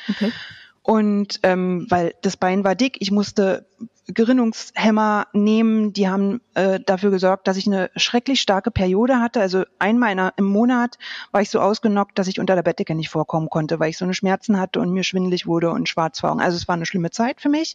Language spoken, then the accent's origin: German; Berlin, Germany; moved away as an adult; ich bin im, in Berlin aufgewachsen